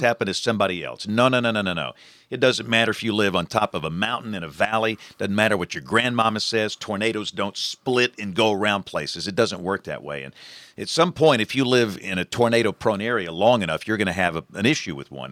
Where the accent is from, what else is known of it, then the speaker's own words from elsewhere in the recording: Greenville, Alabama, United States; I'm from Greenville, Alabama.